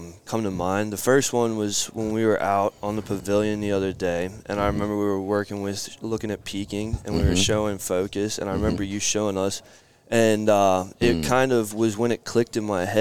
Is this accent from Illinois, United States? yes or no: no; Charles City, Virginia, United States; moved away as an adult; now in Charleston, United States; I'm from Charles City, Virginia, which is middle of nowhere, out in between Williamsburg